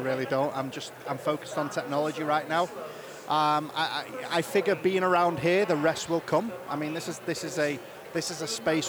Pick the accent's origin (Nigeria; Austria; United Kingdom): United Kingdom; now in Utah, United States; as a Brit